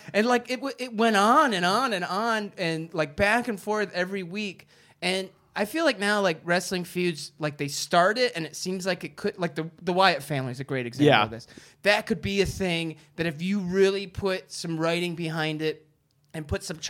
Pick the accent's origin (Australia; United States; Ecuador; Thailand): United States; Detroit, Michigan; I'm from Detroit